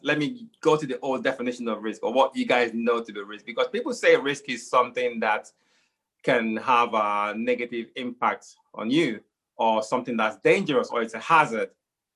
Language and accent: English; Nigeria; now in United Kingdom; I'm here in the United Kingdom. I was born here. I grew up in Nigeria because, you know, as a young child, my parents took us back home